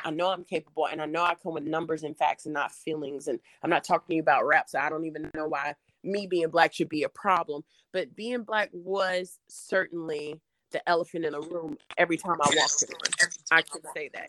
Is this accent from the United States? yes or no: yes; Durham, North Carolina, United States; I'm from Durham, uh, which was like one of the original Black Wall Streets. So I grew up in a very like wonderful place